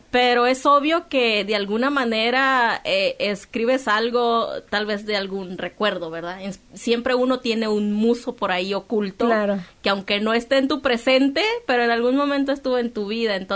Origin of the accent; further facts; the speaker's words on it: Culiacán, Sinaloa, Mexico; Yo vivo en Culiacán, soy de Culiacán